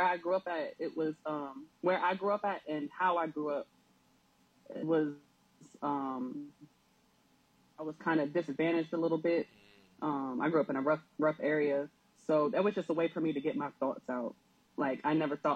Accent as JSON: {"language": "English", "town": "Columbus", "region": "Ohio", "country": "United States", "moved": "yes", "lives_now": "Norfolk, United States", "said": "I'm originally from Columbus, Ohio, but I've been living in Norfolk, Virginia"}